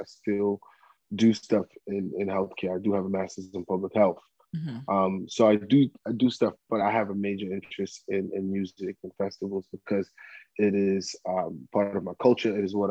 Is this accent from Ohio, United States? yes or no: no; Bronx, New York, United States; I came back to the U.S. and I started 8th grade and I grew up in the Bronx all the way up until I graduated high school, Walton High School, to Syracuse University.